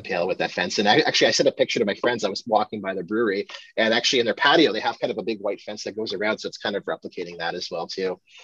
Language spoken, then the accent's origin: English; Ottawa, Ontario, Canada; It's from my hometown